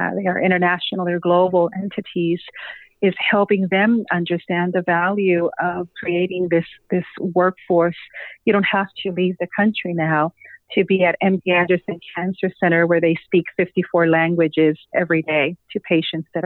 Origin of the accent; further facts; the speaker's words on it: San Luis Potosí, Mexico; first language Spanish; English is a second language; moved away as an adult; now in United States; I arrived in the United States in 1993, right, as I was completing college at the university in my hometown of San Luis Potosí, Mexico.